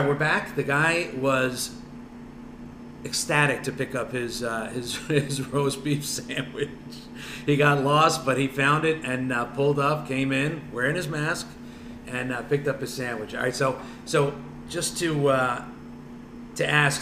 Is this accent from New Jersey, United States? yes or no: yes; New Jersey, United States; I'm from North Jersey, so I got to say Taylor ham, egg and cheese